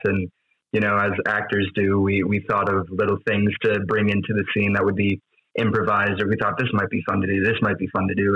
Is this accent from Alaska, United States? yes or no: no; Wisconsin, United States; moved away; I'm from Wisconsin